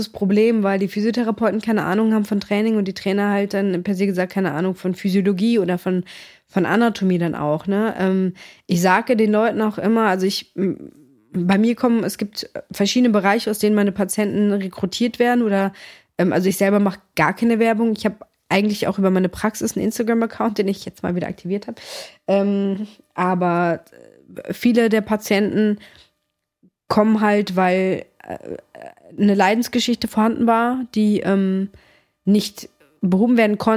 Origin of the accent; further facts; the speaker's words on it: Greece; meine Mom, wir kommen aus Griechenland